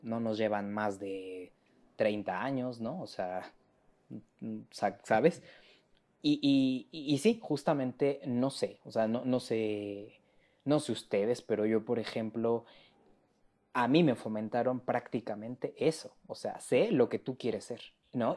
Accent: Mexico City, Mexico; yo soy este, orgullosísimamente de la Ciudad de México de tercera generación

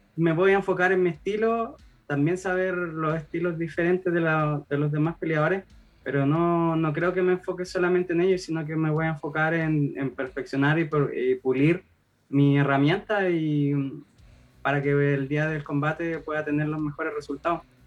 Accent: Copiapó, Atacama, Chile; yo soy de región, soy de Copiapó

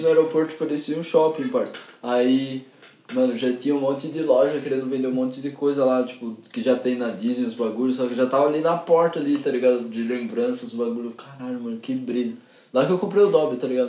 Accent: São Paulo, Brazil; eu sou de São Miguel

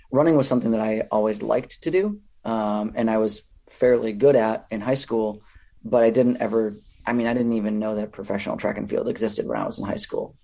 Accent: Minnesota, United States; moved away as an adult; also born or lived in California; I grew up in Minnesota

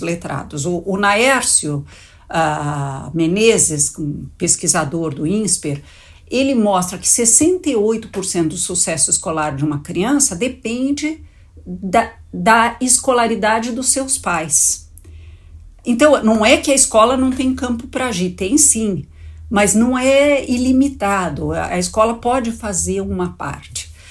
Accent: São Paulo, Brazil; born or raised there

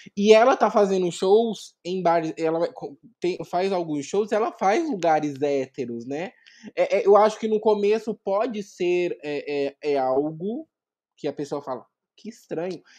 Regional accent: Vinhedo, São Paulo, Brazil; now in Campinas, Brazil; hoje eu moro em Campinas, mas eu sou de Vinhedo

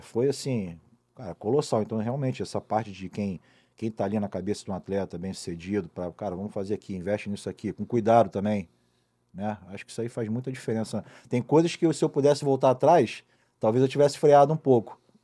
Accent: Niterói, Rio de Janeiro, Brazil; Eu fui morar em Niterói com uns dois anos, mais ou menos

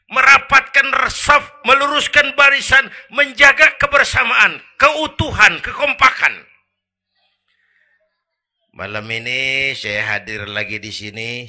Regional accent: Kebayoran, Jakarta, Indonesia; born there; Bahwa saya lahir di Kebayoran, itu mah kebetulan.

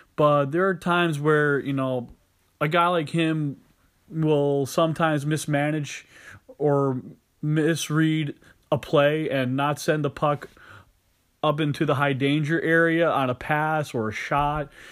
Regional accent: Massachusetts, United States; from the state of Massachusetts, my home state

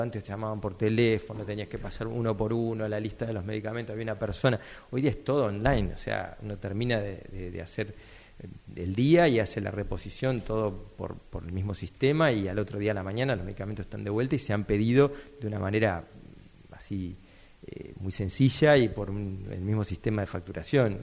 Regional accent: Coronel Pringles, Buenos Aires Province, Argentina; moved away as an adult; also born or lived in La Plata; yo soy de Coronel Pringles, esa es mi ciudad natal

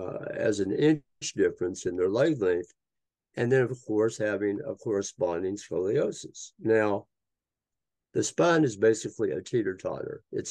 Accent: Tennessee, United States; moved away as an adult; also born or lived in Hudson Valley, New York; I'm a Tennessee boy. I grew up in Tennessee

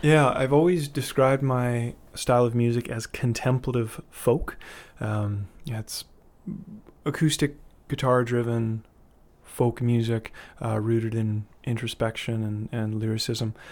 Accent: Winnipeg, Manitoba, Canada; moved away as an adult; also born or lived in Vancouver; I grew up in Winnipeg, um, Manitoba, heart of the Canadian prairies

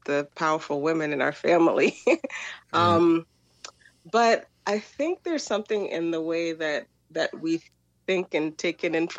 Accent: Jamaica; as Jamaican people

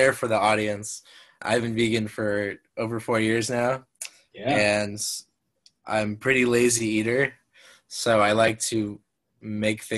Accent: Los Angeles, California, United States; accent: Valley girl; I'm actually from the Valley, San Fernando Valley

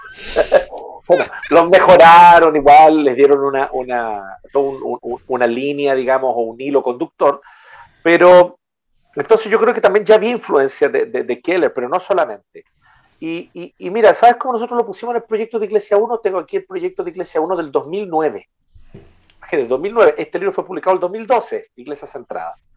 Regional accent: Chile; en buen chileno

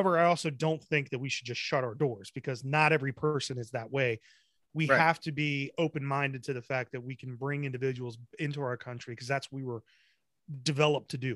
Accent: New Jersey, United States; I was born in New Jersey. I wasn't born in England and then came here like my grandfather did.

